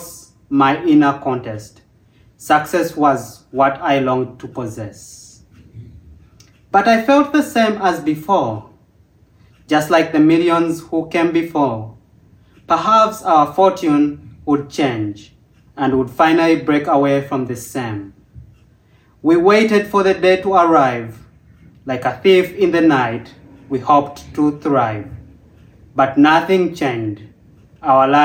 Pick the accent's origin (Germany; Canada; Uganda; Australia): Uganda; moved away